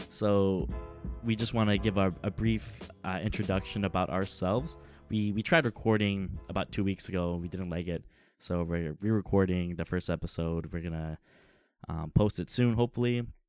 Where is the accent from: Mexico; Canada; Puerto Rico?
Canada; Toronto, Ontario; Toronto, the Six, uh, it's, it's home for us